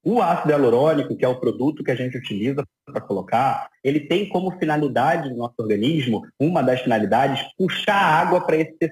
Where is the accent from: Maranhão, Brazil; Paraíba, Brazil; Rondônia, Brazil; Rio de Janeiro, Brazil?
Rio de Janeiro, Brazil; Sou, sou aqui do Rio de Janeiro.